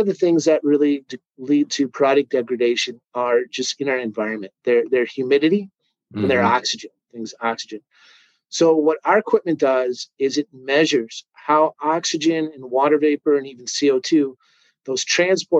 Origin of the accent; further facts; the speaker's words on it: St. Paul, Minnesota, United States; I grew up in Minnesota, born in St. Paul, lived, raised here